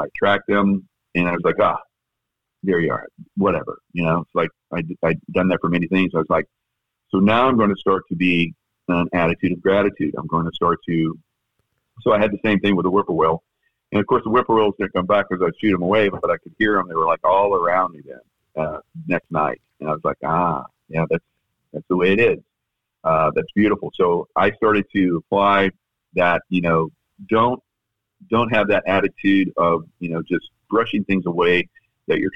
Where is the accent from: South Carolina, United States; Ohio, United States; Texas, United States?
South Carolina, United States; now in Florida, United States; my home state of South Carolina